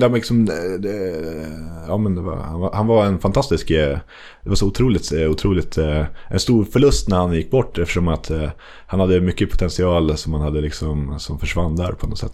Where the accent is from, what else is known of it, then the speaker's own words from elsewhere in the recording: Västerås, Västmanland, Sweden; jag är från Bäckby Skälby